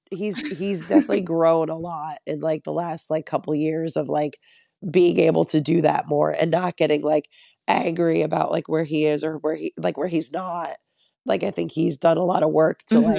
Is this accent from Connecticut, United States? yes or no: yes; Connecticut, United States; moved away as an adult; now in Long Island, United States; I'm from Connecticut